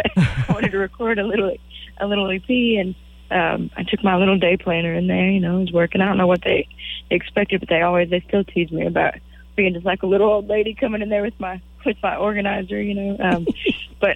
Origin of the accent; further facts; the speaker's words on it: Waco, Texas, United States; I was from Waco